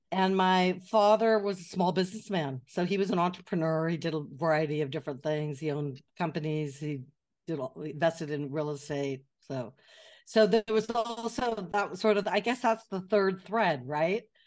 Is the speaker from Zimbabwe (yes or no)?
no; Atherton, California, United States; moved away as an adult; also born or lived in Glendale, California / Montecito, California; now in Paris, France; I grew up in California, which is now the, the part of California which is now known as Silicon Valley